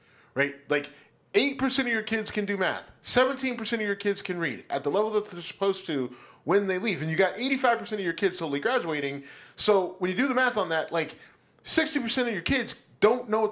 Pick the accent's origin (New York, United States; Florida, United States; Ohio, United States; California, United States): Ohio, United States; Youngstown; my hometown, Youngstown